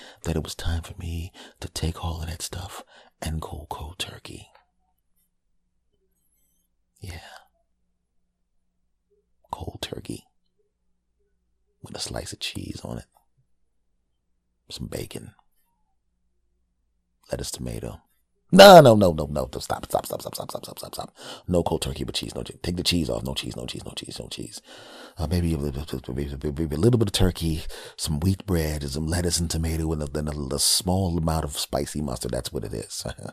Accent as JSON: {"language": "English", "country": "United States", "said": "My home country bastards"}